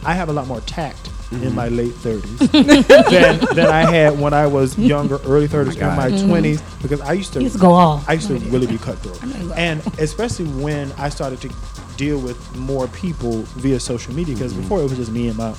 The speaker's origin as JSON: {"language": "English", "town": "Greensboro", "region": "North Carolina", "country": "United States", "said": "I'm also a graduate of North Carolina A&T, and I'm from Greensboro, North Carolina."}